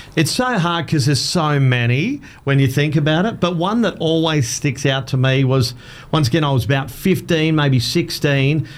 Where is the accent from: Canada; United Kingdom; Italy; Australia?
Australia; Adelaide, South Australia; moved away as an adult; now in Townsville, Australia; I grew up in Adelaide